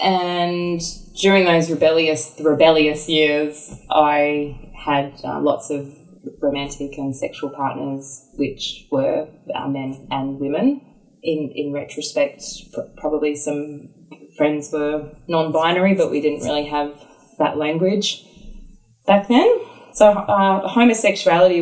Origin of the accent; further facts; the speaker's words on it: Brisbane, Queensland, Australia; moved away; also born or lived in Sydney; I was born in Sydney, but I grew up in the suburbs of Brisbane